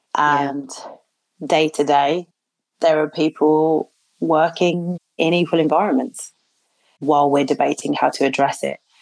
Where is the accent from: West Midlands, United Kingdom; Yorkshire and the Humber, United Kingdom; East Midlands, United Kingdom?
West Midlands, United Kingdom; Birmingham; people often ask where I'm from. And if I say Birmingham